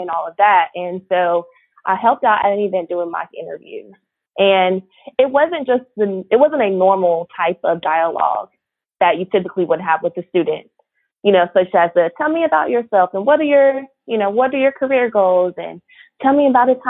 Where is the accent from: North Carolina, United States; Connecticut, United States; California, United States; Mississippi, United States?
North Carolina, United States; Raleigh; also born or lived in Charlotte, North Carolina; I grew up in Raleigh, North Carolina. Shout out to the 919.